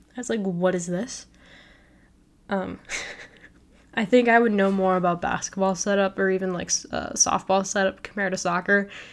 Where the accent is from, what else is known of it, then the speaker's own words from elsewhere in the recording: Naperville, Illinois, United States; moved away as an adult; now in Lincoln, Nebraska, United States; I come from Naperville, Illinois